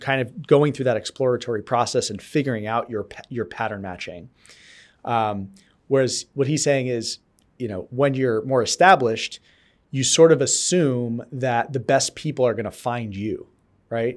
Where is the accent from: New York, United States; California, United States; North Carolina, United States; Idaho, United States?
New York, United States; New York area, United States; also born or lived in North Dakota / Colorado; now in Boston, United States; I grew up in the New York area